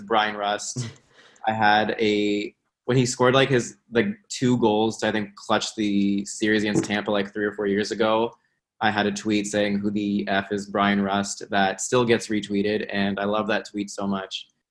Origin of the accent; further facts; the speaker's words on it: Toronto, Ontario, Canada; I'm I'm from Toronto.